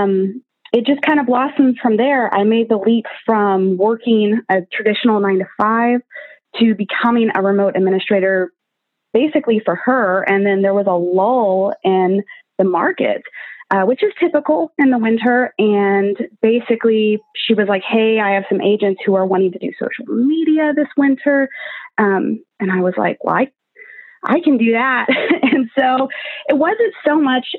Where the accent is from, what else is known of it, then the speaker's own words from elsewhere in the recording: Kansas City, United States; moved away as an adult; also born or lived in Southern California; now in California, United States; I am born and raised in Kansas City.